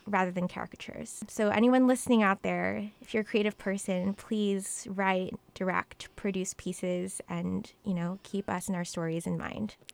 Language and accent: English; Mesa, Arizona, United States; moved away as an adult; also born or lived in New York; I was born in Mesa, Arizona raised along with my little brother in, in a household